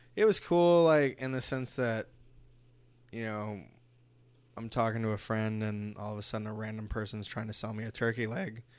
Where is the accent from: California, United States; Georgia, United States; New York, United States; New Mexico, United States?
California, United States; Los Angeles; I was born in East L A, too